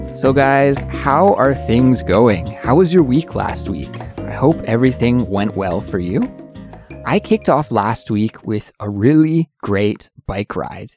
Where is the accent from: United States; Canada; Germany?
Canada; moved away as an adult; now in Seoul, South Korea; I'm an English teacher from Canada, but I live and work in Seoul, South Korea